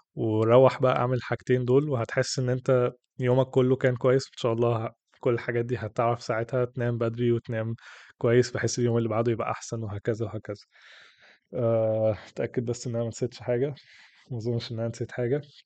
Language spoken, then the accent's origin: Arabic; Egypt; عندنا في مصر